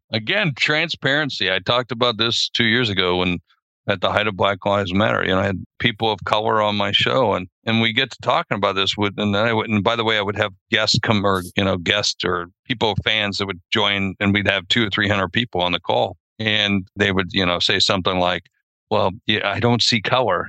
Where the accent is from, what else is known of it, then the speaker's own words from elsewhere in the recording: South Dakota, United States; I'm from South Dakota and we hunt prairie dogs